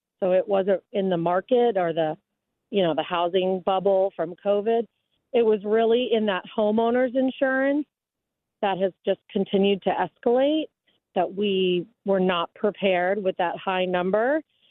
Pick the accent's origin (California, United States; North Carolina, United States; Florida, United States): Florida, United States; Central; also born or lived in Boston, Massachusetts; now in Jacksonville, United States; So I am from Central Florida, born and raised, and then after college, I moved to Boston, Massachusetts. And after a decade in Massachusetts, my now large family and I decided to move back to Florida.